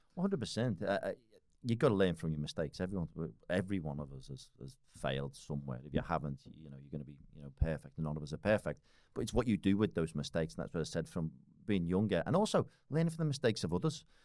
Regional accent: Liverpool, North West England, United Kingdom; moved away as an adult; now in Australia; I was, uh, born and raised in Liverpool

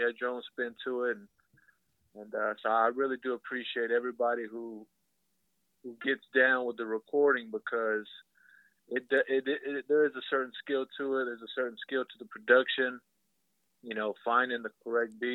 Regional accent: West Texas, United States; now in Dallas, United States; I'm originally from West Texas, so that's where some of my roots come from

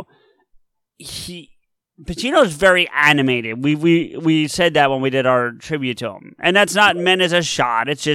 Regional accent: New Jersey, United States; we're all from Jersey

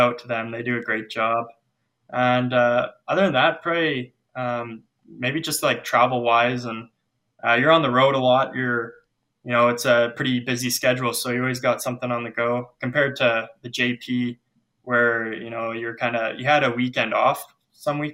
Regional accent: Lethbridge, Alberta, Canada; I grew up in Lethbridge

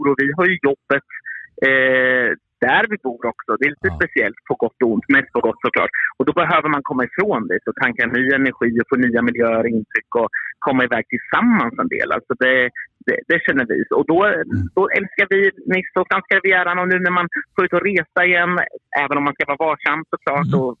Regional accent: Örebro, Örebro County, Sweden; mm. och jag kommer från Örebro.

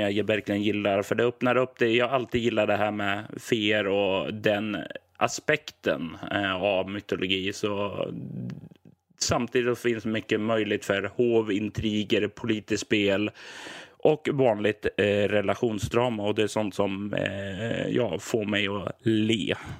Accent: Sweden; jag är ju som svensk och uppväxt på ja, 80-90-talet

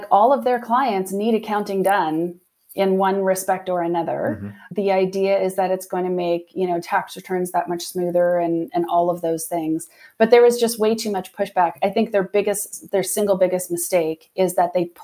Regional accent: Ontario, Canada; moved away as an adult; I was from the Ontario area originally. And so I was able to bring my husband and my girls kind of back to my home area with me

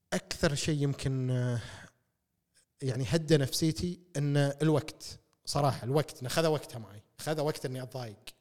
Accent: Kuwait; احنا ككويتيين

